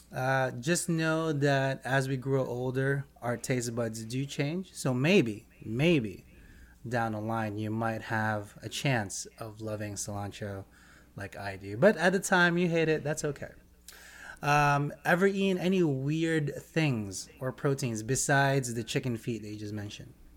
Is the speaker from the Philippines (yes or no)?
yes; Philippines; being Filipino, Pacific Islander also.